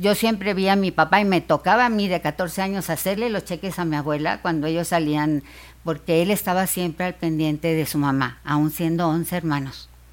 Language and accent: Spanish; Monterrey, Nuevo León, Mexico; Yo soy de Monterrey